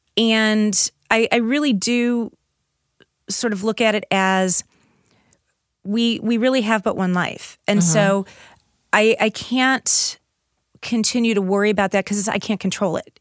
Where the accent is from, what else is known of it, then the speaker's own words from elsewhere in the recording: St. Louis, Missouri, United States; I grew up in South St. Louis